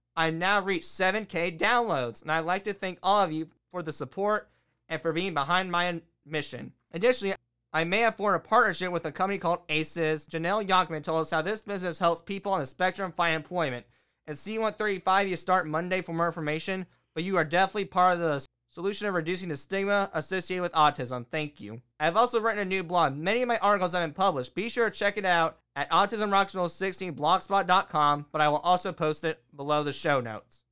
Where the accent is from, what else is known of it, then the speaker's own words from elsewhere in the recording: United States; I am also from America